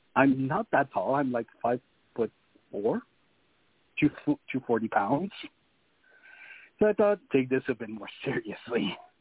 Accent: New Brunswick, Canada; first language French; English is a second language; I'm from New Brunswick

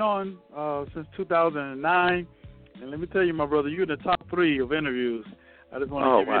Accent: Westchester, New York, United States; I'm from Westchester.

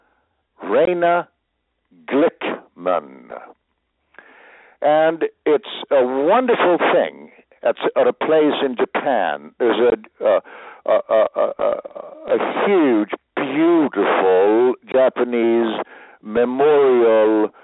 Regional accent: Sweden; moved away; I was born in Sweden

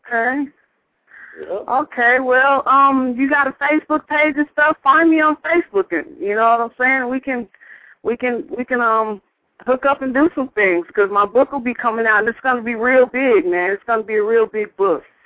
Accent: Hamilton, Ohio, United States; also born or lived in Florida; now in Atlanta, United States; I was raised in Hamilton, Ohio

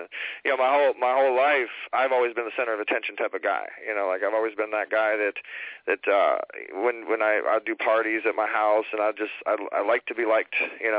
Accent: Orange County, California, United States; I was born and raised in Orange County and played a lot of sports

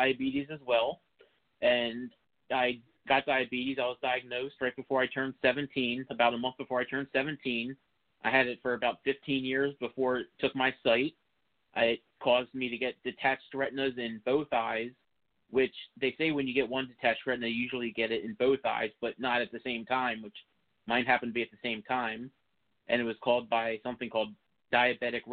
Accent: Philadelphia suburbs, Montgomery County, Pennsylvania, United States; I grew up in the Philadelphia suburbs in Montgomery County.

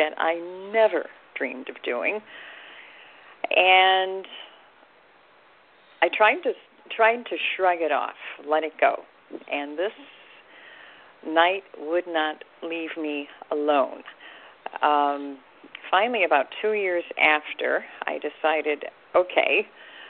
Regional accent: the South, Appalachian Mountains, United States; I was born in the South, and Appalachian Mountains

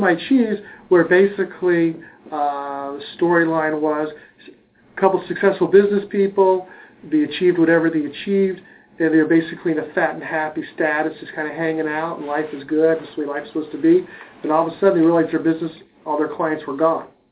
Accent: Cincinnati, Ohio, United States; also born or lived in Connecticut; Grew up in Cincinnati. My parents are from Brooklyn.

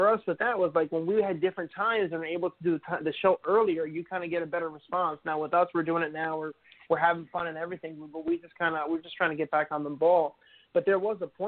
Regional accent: New Jersey, United States; moved away; I'm originally from New Jersey. I no longer live there.

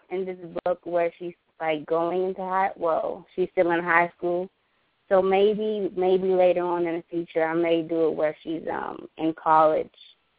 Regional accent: Maryland, United States; I'm from Maryland. I started writing at the age of 15.

